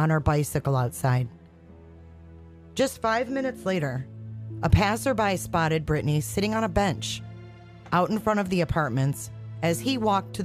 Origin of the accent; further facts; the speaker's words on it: Michigan, United States; my home state of Michigan